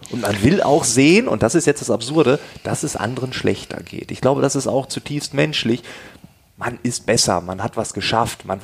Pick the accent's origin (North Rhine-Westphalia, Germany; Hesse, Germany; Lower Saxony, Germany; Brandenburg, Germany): Lower Saxony, Germany; Ich komme aus Ostfriesland. Ähm, das muss ich nochmal dazu sagen, dass das ist noch ein bisschen dörflicher und so.